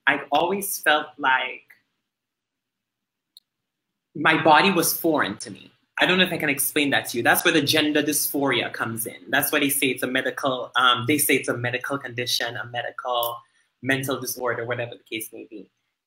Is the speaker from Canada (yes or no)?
no; Dominica; moved away; growing up in Dominica, you know, we're very religious driven